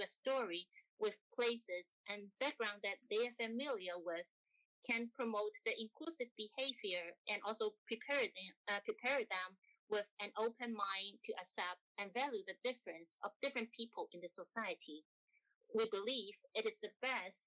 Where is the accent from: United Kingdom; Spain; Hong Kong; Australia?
Hong Kong; moved away as an adult; also born or lived in Japan; now in Germany; I am from Hong Kong